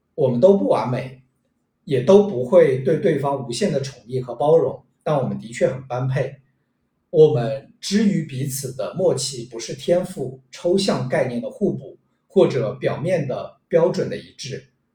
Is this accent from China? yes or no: yes; Shanghai, China; 生活在上海，然后我又是一个上海土著， 土生土长的上海土著